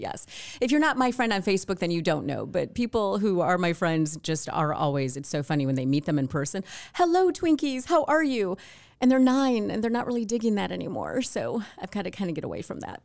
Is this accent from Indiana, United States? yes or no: no; Wayne, Michigan, United States; moved away as an adult; also born or lived in California; I grew up in Wayne, but I always wanted, uh, to leave, honestly, Michigan